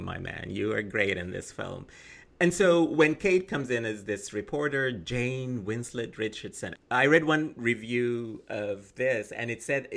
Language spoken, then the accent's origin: English; Sudan; when I was young growing up in Sudan